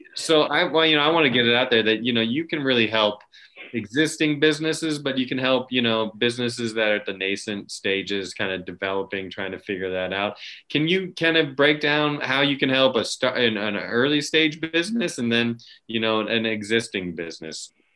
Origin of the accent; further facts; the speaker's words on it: Virginia, United States; my home state of Virginia